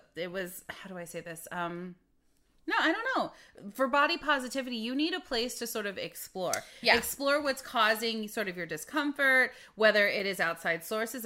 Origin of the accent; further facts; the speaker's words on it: Midwest, United States; growing up in the Midwest, we didn't have the medical care that we needed